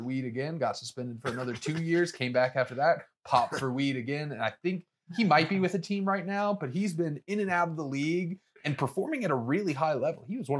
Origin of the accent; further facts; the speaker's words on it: Southwest Virginia, United States; I grew up in Southwest Virginia.